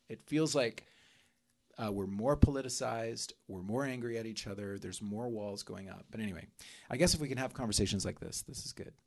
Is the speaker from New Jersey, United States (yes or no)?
no; Oklahoma, United States; moved away; also born or lived in South America; growing up in South America, growing up in, in Oklahoma